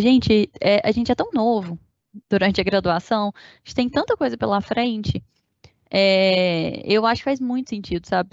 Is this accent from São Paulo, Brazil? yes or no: no; Uberlândia, Minas Gerais, Brazil; fui nascida e criada em Uberlândia, Minas Gerais